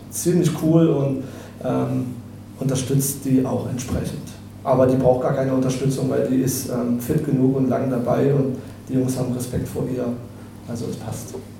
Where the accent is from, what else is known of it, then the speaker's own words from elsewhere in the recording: FCM fan, eastern Germany, Germany; now in Munich, Germany; Ich komme ursprünglich aus den äh, neuen Bundesländern, bin ursprünglich eigentlich FCMler, also ähm, ein bisschen mit dem äh, großen FCM groß geworden